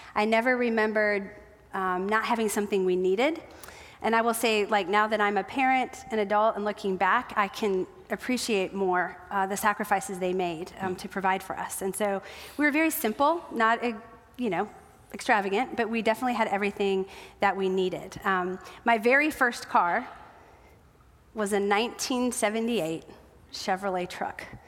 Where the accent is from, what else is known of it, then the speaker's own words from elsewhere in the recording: South Dakota, United States; moved away; I grew up in South Dakota